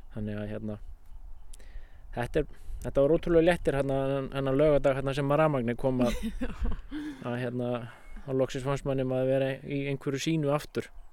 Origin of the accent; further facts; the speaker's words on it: Hjaltadalur, Skagafjörður, Northwestern Region, Iceland; moved away as an adult; also born or lived in Dalvík; now in Svarfaðardalur, Iceland; ég kem úr Skagafjörði, Hjaltadal og bjó á sveitabæð þar og flutti hérna 95